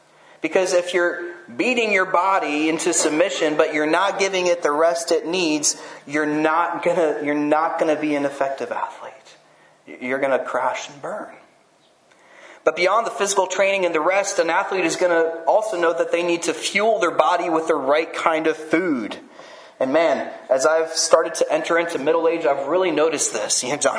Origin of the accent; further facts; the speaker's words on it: France; And I grew up in France where they don't really have much football.